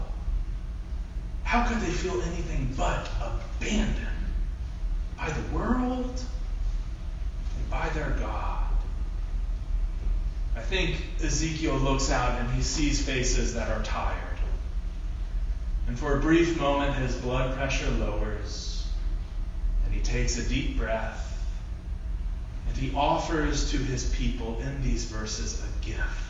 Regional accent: Ohio, United States; I grew up in Ohio

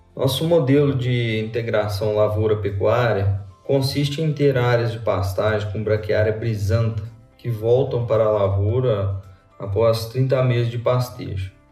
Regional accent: Lavras, Minas Gerais, Brazil; moved away as an adult; also born or lived in southern Mato Grosso do Sul; now in Mato Grosso do Sul, Brazil; sou mineiro de Lavras, formado na UFLA

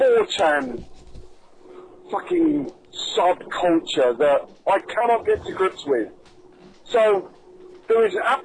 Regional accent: United Kingdom; As a Brit

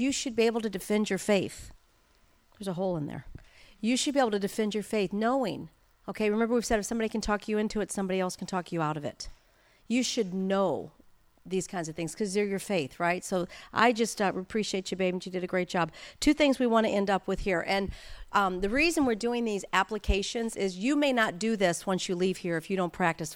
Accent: St. Louis, Missouri, United States; now in Anaheim Hills, United States; I grew up in Saint Louis, Missouri

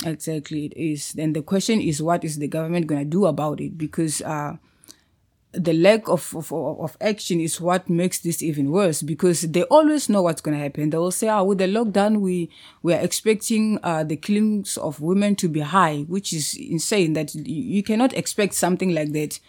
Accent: Musina, Limpopo, South Africa; moved away as an adult; also born or lived in Pretoria, South Africa; now in Cape Town, South Africa; I'm from Limpopo

